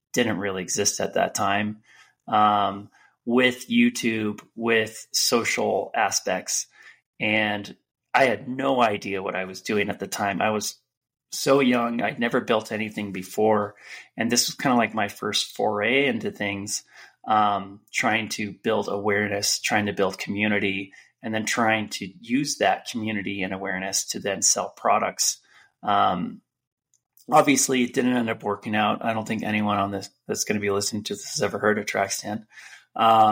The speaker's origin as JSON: {"language": "English", "area": "Marin County, San Francisco Bay Area", "region": "California", "country": "United States", "tie": "born or raised there", "also_born_or_lived": "New York", "said": "I grew up in the Bay Area in Marin County"}